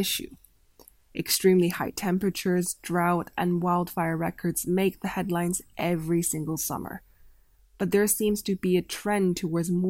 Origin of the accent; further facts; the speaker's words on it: Canada; Canada, my home country